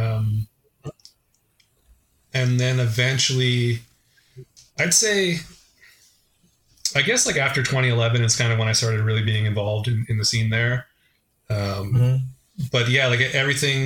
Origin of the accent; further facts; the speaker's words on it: Vancouver, British Columbia, Canada; I'm from the Vancouver area